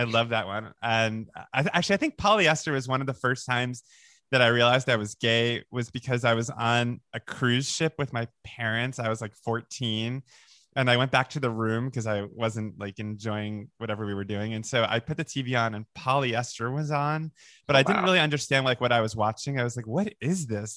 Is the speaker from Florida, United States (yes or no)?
yes; Boca Raton, Florida, United States; also born or lived in Long Island, New York; on Long on Long Island, and then we moved to Boca Raton, Florida